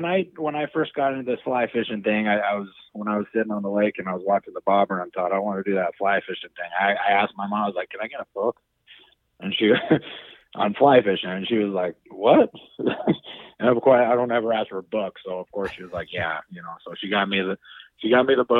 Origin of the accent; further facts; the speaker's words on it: Reno, Nevada, United States; I'm born and raised in Reno